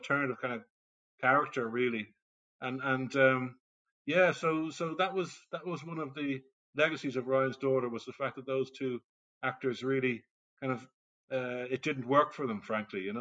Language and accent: English; Ireland; as an Irishman